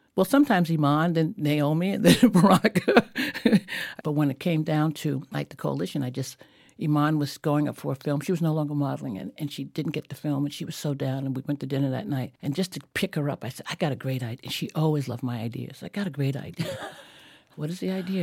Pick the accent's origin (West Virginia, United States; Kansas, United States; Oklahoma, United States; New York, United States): New York, United States; I'm born and raised in New York